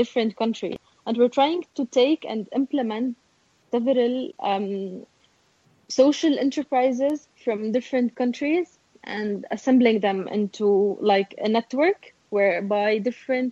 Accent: Beirut, Beirut Governorate, Lebanon; I'm from Beirut

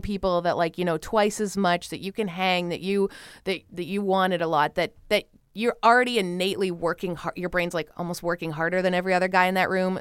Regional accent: Canada; in Canada, my home country

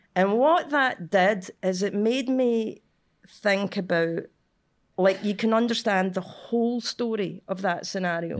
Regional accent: Cumbernauld, Scotland, United Kingdom; I'm from Cumbernauld.

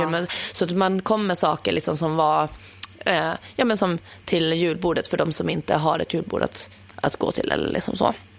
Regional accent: Åland Islands; now in Stockholm, Sweden; hemma på Åland

